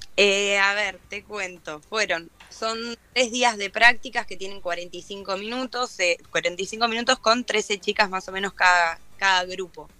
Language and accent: Spanish; Argentina; estar acá, viste, en mi país